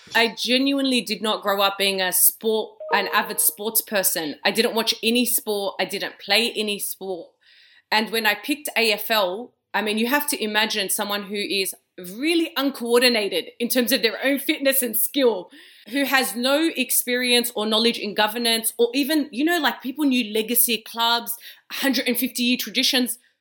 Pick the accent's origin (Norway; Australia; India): Australia; I was born and raised in Australia